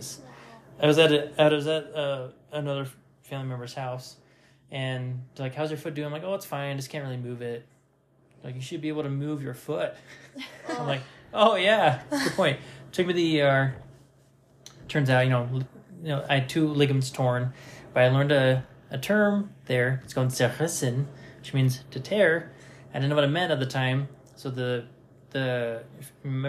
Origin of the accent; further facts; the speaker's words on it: Reno, Nevada, United States; I'm from Nevada, Paulina? I'm from Reno